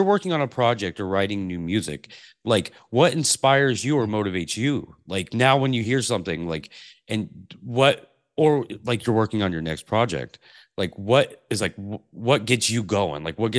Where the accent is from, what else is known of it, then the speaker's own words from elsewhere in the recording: Pacific Northwest, United States; I grew up in the Pacific Northwest, and this is similar weather